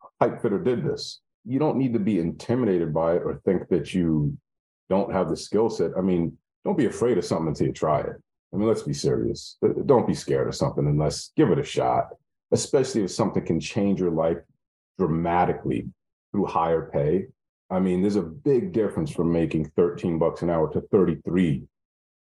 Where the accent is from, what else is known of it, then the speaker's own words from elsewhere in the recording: New York, United States; I'm from the North, I'm from, you know, New York.